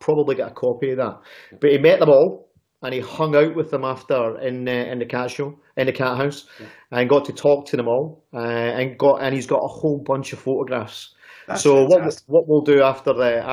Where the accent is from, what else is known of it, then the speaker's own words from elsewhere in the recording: Glasgow, Scotland, United Kingdom; I'd missed them in my hometown